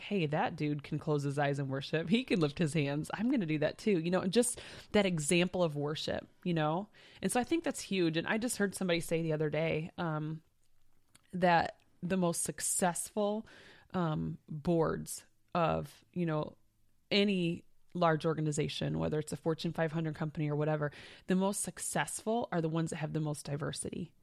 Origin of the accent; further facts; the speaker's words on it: Michigan, United States; And we're two sisters. We grew up in Michigan.